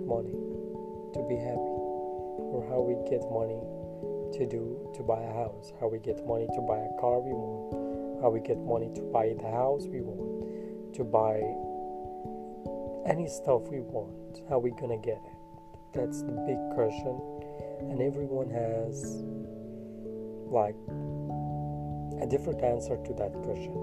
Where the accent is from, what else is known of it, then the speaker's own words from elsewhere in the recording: Kurdistan Region, Iraq; I'm from Iraq